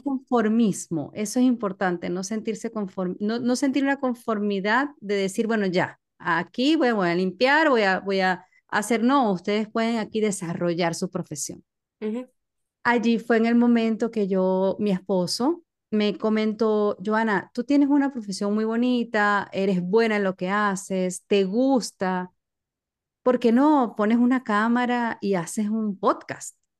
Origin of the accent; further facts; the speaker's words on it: Maracaibo, Zulia, Venezuela; moved away as an adult; now in United States; yo soy de Maracaibo, Venezuela